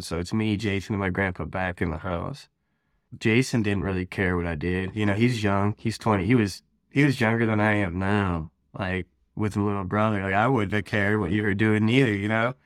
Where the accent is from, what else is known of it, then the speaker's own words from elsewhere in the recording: Ohio, United States; I'm from Ohio, born and raised out here.